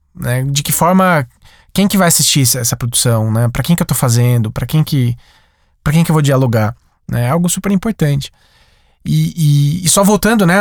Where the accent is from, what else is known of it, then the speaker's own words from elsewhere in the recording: Sumaré, São Paulo, Brazil; Na minha cidade, eu sou de Sumaré, interior de São Paulo.